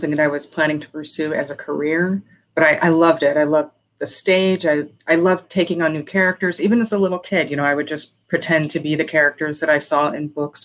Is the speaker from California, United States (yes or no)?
no; Las Vegas, Nevada, United States; also born or lived in Pennsylvania; I am in Las Vegas. I was born in Pennsylvania. But I grew up in Las Vegas